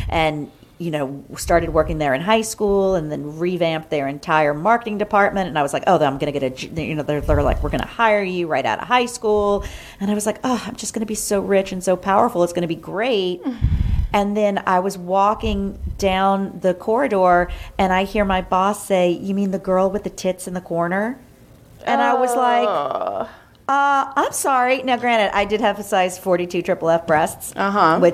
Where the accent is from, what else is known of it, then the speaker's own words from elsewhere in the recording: New Orleans, Louisiana, United States; I grew up in New Orleans